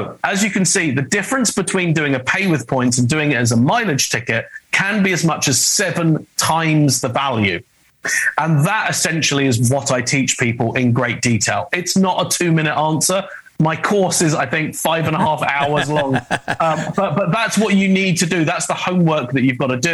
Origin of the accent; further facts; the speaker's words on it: United Kingdom; accent: British; now in Los Angeles, United States; my British accent. I'm American. I live in Los Angeles